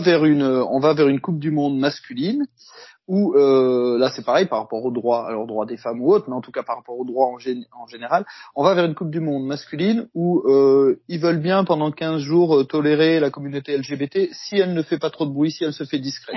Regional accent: France; chez nous en France

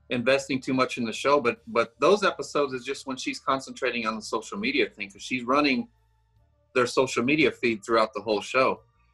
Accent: Deep South, United States; I never had cable growing up. I grew up in the Deep South where we didn't even have cable coming to our house.

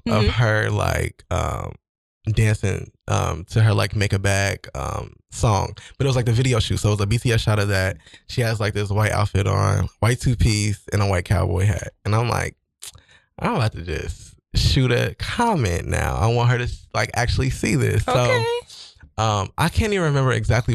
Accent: Cincinnati, Ohio, United States; also born or lived in Kent, Ohio; I was like raised in Cincinnati, Ohio

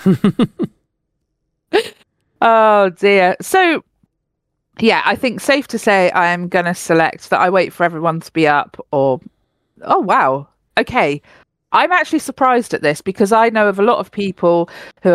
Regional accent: United Kingdom; As a British person

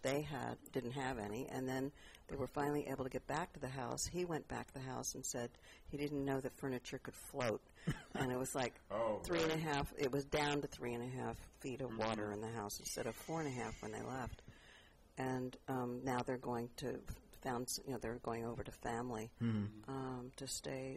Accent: Washington, District of Columbia, United States; now in San Francisco, United States; I grew up in Washington, D.C. also

